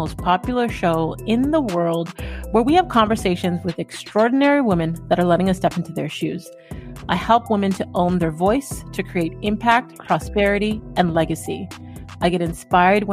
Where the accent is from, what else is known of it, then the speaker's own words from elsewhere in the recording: Toronto, Ontario, Canada; also born or lived in Durham Region, Ontario; born and raised in Scarborough